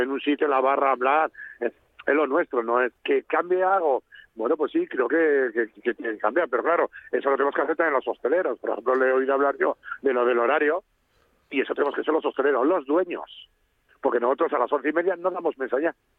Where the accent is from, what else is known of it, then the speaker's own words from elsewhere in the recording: Spain; somos españoles